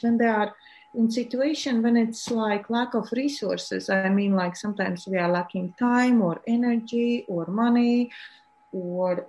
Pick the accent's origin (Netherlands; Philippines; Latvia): Latvia; I'm from Latvia. It's in Europe.